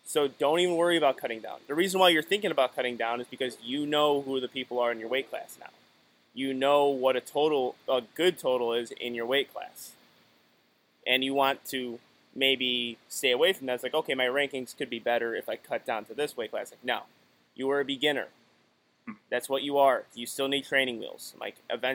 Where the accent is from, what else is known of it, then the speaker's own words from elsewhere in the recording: Illinois, United States; I'm from Illinois